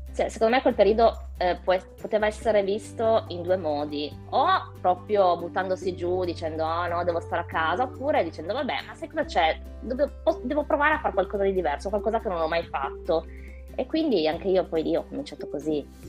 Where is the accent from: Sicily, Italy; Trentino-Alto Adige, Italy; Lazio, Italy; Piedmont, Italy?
Piedmont, Italy; Turin; io sono di Torino